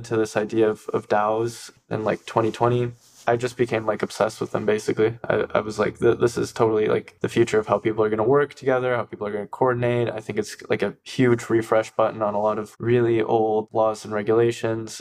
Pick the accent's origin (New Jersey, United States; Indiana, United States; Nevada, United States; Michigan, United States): Michigan, United States; Ann Arbor; I grew up in Ann Arbor